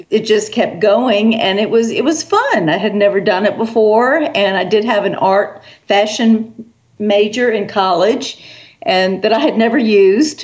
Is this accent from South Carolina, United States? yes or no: yes; South Carolina, United States; also born or lived in New York City; I was born in New York City, but my mother was a Southern girl and did not think that was a proper place to raise her daughter. So, so we soon moved back down to the South, and I've been in the South ever since um, in South Carolina